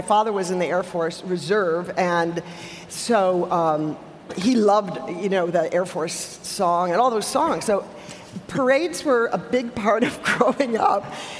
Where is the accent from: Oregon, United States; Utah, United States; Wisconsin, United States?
Wisconsin, United States; Milwaukee; I grew up in Milwaukee, in the south side of Milwaukee, near Pulaski High School.